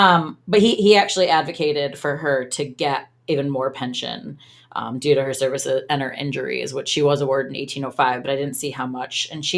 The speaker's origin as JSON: {"language": "English", "town": "Moline", "region": "Illinois", "country": "United States", "tie": "born or raised there", "moved": "yes"}